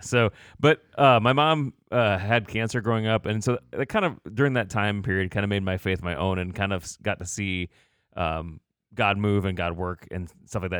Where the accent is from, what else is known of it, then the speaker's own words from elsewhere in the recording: Batavia, Illinois, United States; now in Goshen, United States; I was born in this area, um, but then did most of my growing up in the Chicagoland area